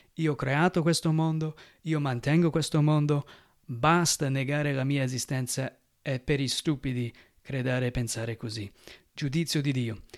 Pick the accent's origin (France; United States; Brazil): United States; now in Italy; Io che vengo dagli Stati Uniti